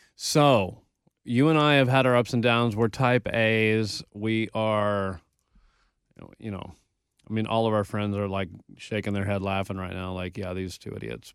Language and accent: English; Texas, United States; I learned about the Alamo because I'm from Texas